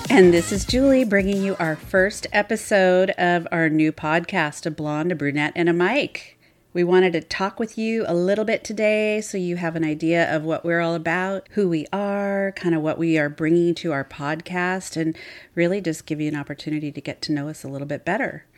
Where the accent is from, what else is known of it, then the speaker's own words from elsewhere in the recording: Seattle, Washington, United States; I'm actually born and raised in Seattle